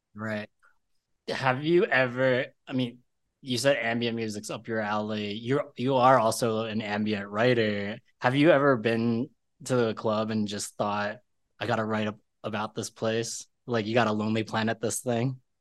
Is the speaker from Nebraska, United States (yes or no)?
no; Philadelphia, Pennsylvania, United States; I am from Philadelphia